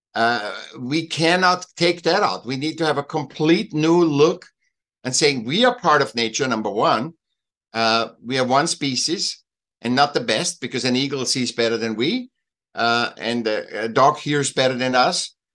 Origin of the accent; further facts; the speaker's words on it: Austria; now in Laguna Beach, United States; I miss Austria and Switzerland. I'm from Austria